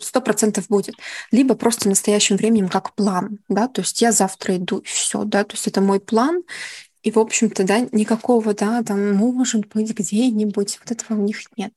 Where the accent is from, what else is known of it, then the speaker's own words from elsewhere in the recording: Kyiv, Ukraine; moved away as an adult; now in Netherlands; Я из Киева